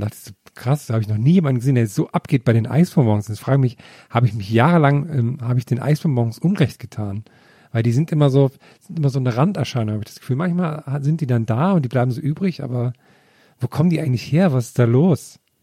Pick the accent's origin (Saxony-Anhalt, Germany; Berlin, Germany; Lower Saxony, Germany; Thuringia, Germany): Thuringia, Germany; meiner Kindheit in Thüringen